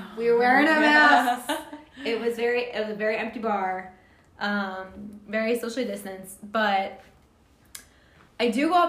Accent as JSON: {"language": "English", "town": "Toledo", "region": "Ohio", "country": "United States", "said": "oh, I'm from Toledo."}